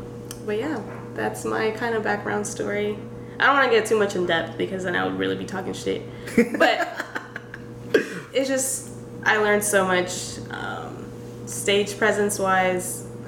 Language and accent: English; Mexico; also born or lived in San Diego, California; now in Texas, United States; I'm from Mexico.